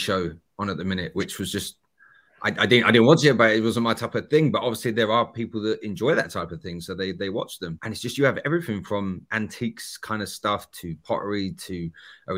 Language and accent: English; Essex, East of England, United Kingdom